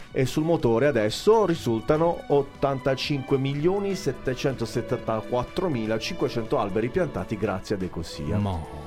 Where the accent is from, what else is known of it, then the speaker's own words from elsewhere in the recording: Apulia, Italy; siamo al sud e siamo in Puglia